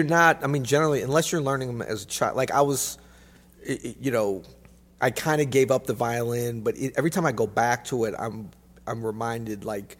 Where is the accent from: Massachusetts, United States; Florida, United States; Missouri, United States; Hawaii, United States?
Florida, United States; born there; I was not born in the snow. I was born in Florida, in fact.